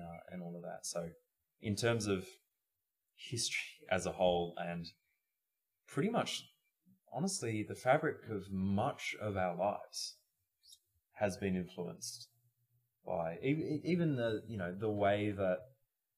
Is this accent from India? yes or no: no; Australia; we're from Australia